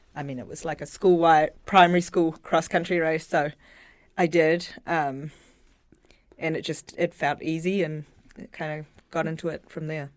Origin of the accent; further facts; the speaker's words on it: Auckland, New Zealand; now in Providence, United States; Grew up in Auckland, New Zealand.